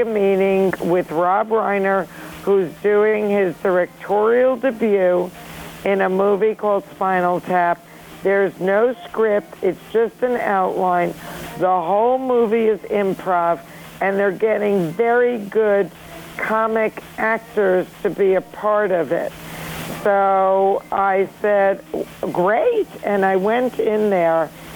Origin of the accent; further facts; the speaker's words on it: New York City, New York, United States; the rich and wonderful characters that I grew up with in Flushing, Queens, New York